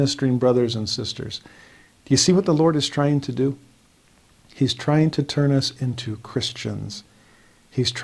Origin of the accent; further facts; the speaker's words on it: Los Angeles, California, United States; moved away as an adult; also born or lived in Tennessee; Growing up in Los Angeles among very devout and very diverse friends